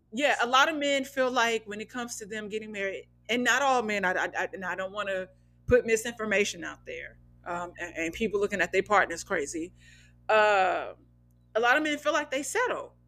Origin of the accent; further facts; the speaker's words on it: Midwest, United States; now in Los Angeles, United States; I'm from the Midwest, so it's not always just this flat, dry, monotone thing